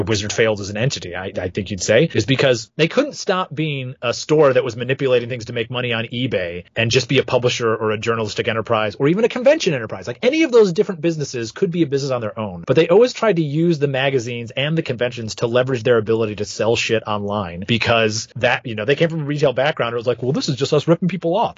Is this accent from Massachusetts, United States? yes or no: no; Flint, Michigan, United States; Flint, my hometown